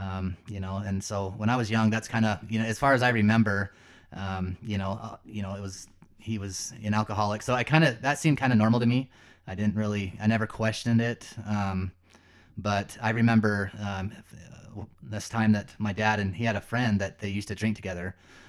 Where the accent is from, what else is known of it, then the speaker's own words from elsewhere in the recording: Lehi, Utah, United States; So yeah, I grew up in Lehi, Utah. back then it was a small town.